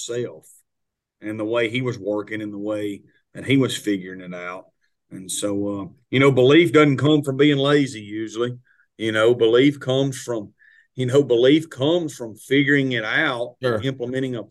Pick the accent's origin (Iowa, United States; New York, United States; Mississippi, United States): Mississippi, United States; Itawamba County; Itawamba Community College was my hometown JUCO